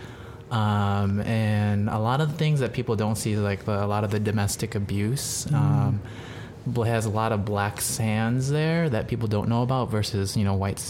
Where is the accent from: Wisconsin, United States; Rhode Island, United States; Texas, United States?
Wisconsin, United States; also born or lived in Thailand / Hawaii; now in California, United States; Well, I was born in Thailand in a refugee camp. I'm not Thai, I am Laotian. And my family moved to Wisconsin when I was 2 years old. And then I grew up most of my life there